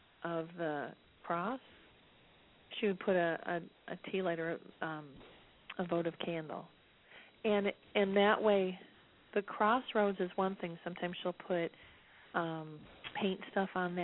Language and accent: English; Detroit, Michigan, United States; I'm from Detroit